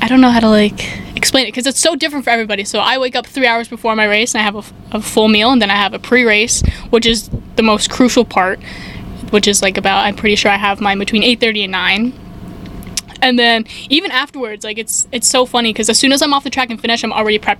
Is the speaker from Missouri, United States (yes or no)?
no; New York, United States; moved away as an adult; also born or lived in Tennessee; I'm from New York